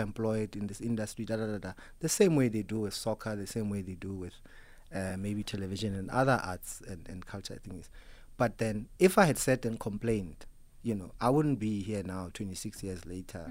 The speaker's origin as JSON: {"language": "English", "region": "Free State", "country": "South Africa", "said": "I come from the Free State"}